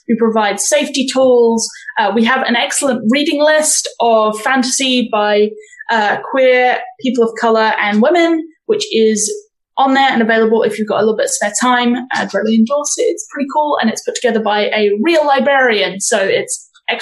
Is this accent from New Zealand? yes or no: yes; New Zealand; I, as a New Zealander